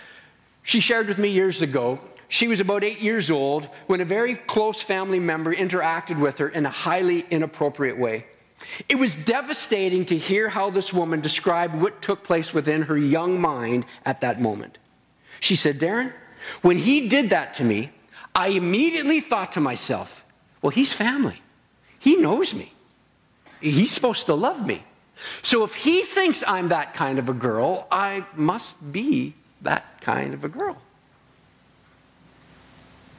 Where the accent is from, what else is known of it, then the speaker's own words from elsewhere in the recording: Stratford, Ontario, Canada; moved away as an adult; now in British Columbia, Canada; I'm from Stratford.